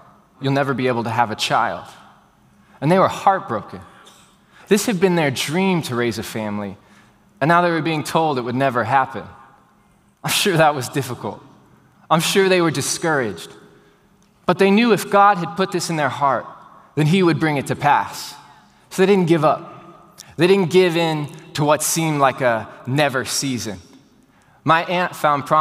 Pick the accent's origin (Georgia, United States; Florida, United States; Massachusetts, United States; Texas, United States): Texas, United States; Houston; for everyone that was born and raised in Houston, Texas, like I was